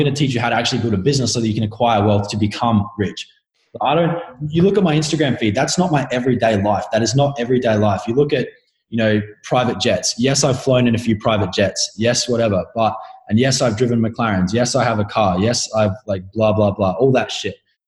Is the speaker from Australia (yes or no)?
yes; Adelaide, South Australia, Australia; I'm an Australian. I'm from Adelaide